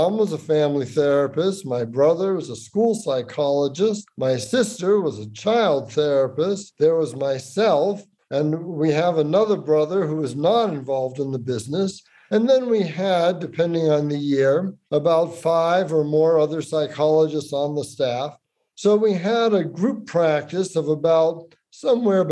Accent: Boston, Massachusetts, United States; I'm from Boston

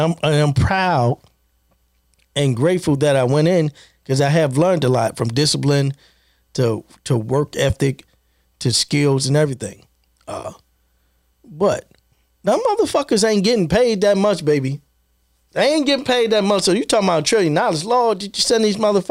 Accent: Baltimore, Maryland, United States; Born and raised in Baltimore.

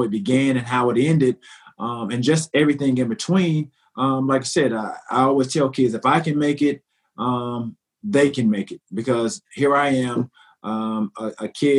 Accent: the South, United States; growing up in the South, with my grandmother, by my grandmother

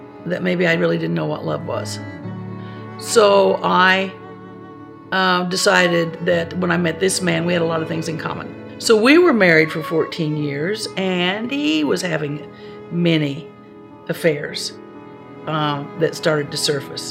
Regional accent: Spencer, Indiana, United States; I was born and raised in Spencer, Indiana, a small farming community where everybody knew everybody

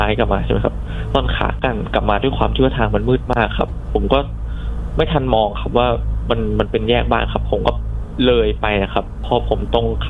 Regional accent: Bangkok, Thailand; ผมเป็นคนกรุงเทพครับ

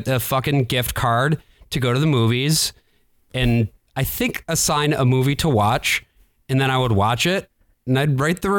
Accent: Grand Rapids, Michigan, United States; born or raised there

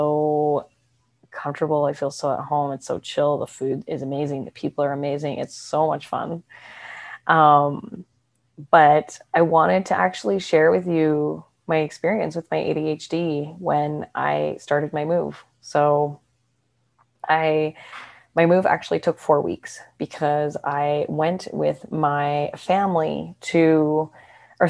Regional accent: Canada; moved away as an adult; also born or lived in Australia / Vancouver; now in Mexico; I'm from Canada.

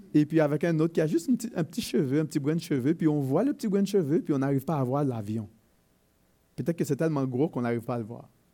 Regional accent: Haiti; chez nous en Haïti, euh, mon pays d'origine

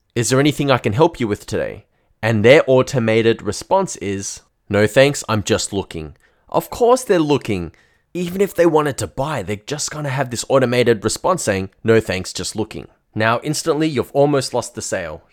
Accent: Melbourne, Victoria, Australia; I'm from Melbourne in Australia

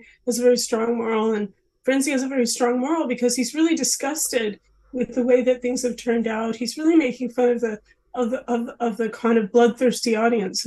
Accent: Los Angeles, California, United States; I'm from Los Angeles

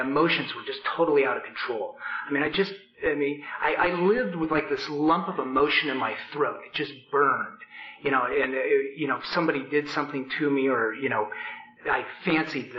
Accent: Portland, Oregon, United States; I grew up in Portland

